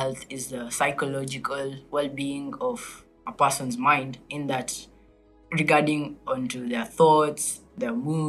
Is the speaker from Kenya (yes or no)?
yes; Kenya; I come from Kenya and I'm in my first year of high school